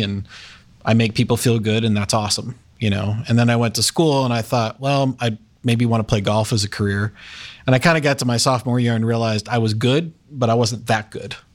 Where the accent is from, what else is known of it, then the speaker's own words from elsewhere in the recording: Westerville, Ohio, United States; also born or lived in Indiana; I grew up in Westerville. Yep. So lived there all my life